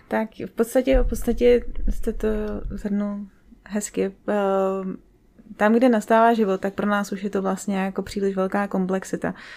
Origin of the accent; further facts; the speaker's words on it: Třebíč, Vysočina Region, Czechia; jako malá jsem spíš chodila s tátou na hvězdárnu u nás v Třebíči, já jsem z Třebíče